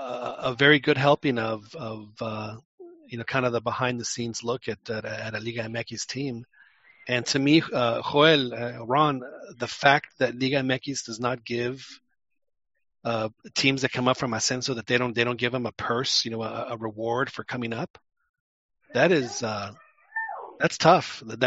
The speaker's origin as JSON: {"language": "English", "region": "Mexico City", "country": "Mexico", "tie": "born or raised there", "said": "I grew up in Lomas Hipódromo, which was a 5-minute drive to the Camachalco."}